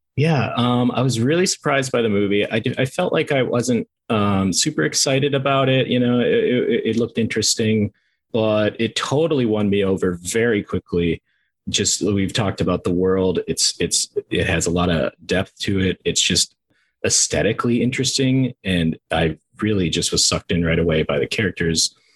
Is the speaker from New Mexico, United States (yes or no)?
no; Minnesota, United States; I'm from Minnesota